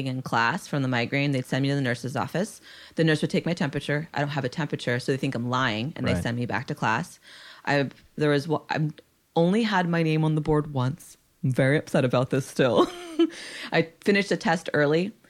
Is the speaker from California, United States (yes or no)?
yes; San Jose, California, United States; also born or lived in Nashua, New Hampshire; I was raised in San Jose